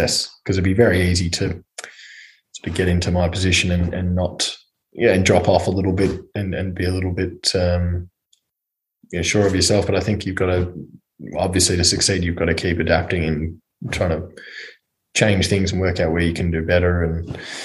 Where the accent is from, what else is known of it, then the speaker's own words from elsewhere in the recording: Melbourne, Victoria, Australia; back here in Melbourne